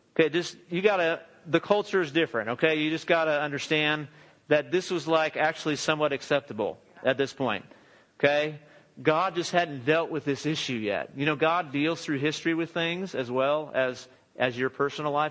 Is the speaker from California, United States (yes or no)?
yes; Southern California, United States; now in Texas, United States; All of us are from Southern California.